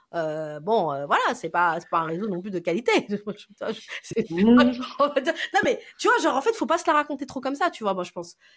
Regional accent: France; je suis une Française

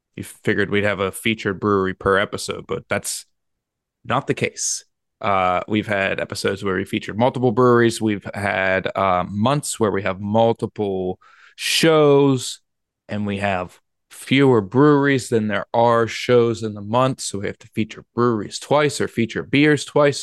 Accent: Pittsburgh, Pennsylvania, United States; moving to Pittsburgh, P A. My, my, my hometown

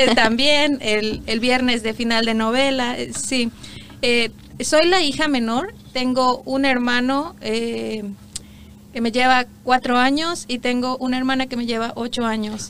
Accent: Iguala, Guerrero, Mexico; moved away as an adult; also born or lived in Morelos, Mexico; now in Canada; yo nací en el estado de Guerrero, nací en Iguala Guerrero

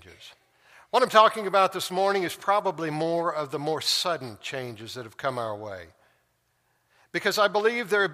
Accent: Tulsa, Oklahoma, United States; moved away; my hometown, back to Tulsa, and drive down the street where I grew up

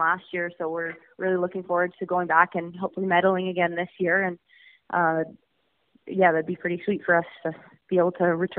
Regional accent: Winnipeg, Manitoba, Canada; now in Calgary, Canada; My family had moved to Calgary after growing up in Winnipeg

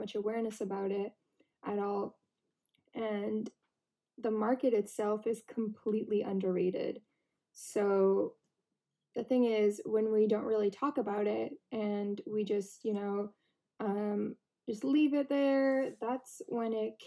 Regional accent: Canada; when I was growing up in Canada

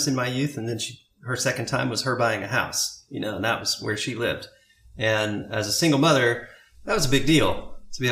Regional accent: Maynardville, Tennessee, United States; also born or lived in Indianapolis, Indiana; now in Maui, United States; I grew up in Union County in a town called Maynardville.

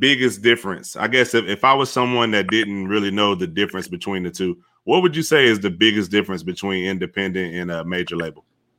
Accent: Fayetteville, North Carolina, United States; Fayetteville, North Carolina. He's from Charlotte. So he's about, yeah, they're about 2.5 hours.

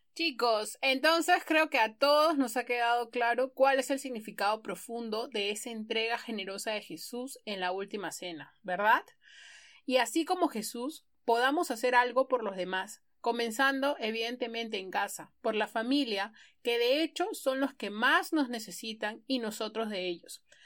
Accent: Ica, Peru; now in Lima, Peru; yo no soy de Lima, soy de Ica

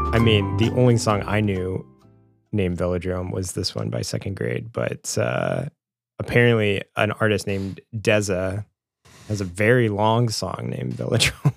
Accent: Springfield, Missouri, United States; growing up in Springfield, Missouri, and being in high school

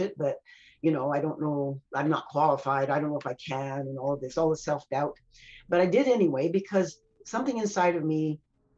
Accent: United States; now in Canada; I'm an American by birth.

